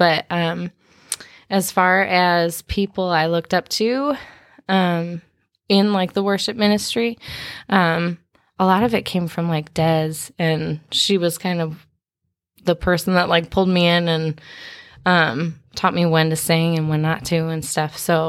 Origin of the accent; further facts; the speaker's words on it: Minnesota, United States; also born or lived in Kansas; I grew up a little bit of everywhere. I was born in Kansas, and we moved to Minnesota shortly after.